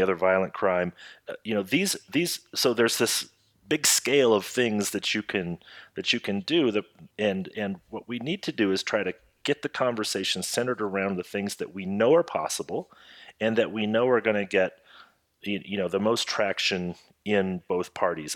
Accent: Iowa, United States; Jeff and my home state of Iowa

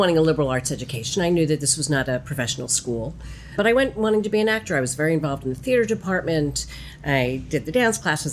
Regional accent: outside of Philadelphia, Pennsylvania, United States; I was born and raised outside of Philadelphia, Pennsylvania.

